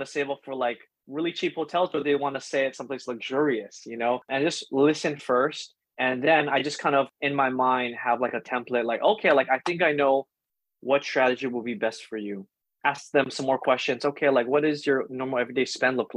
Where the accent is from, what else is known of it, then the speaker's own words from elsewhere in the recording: Hawaii, United States; I grew up in Hawaii my whole life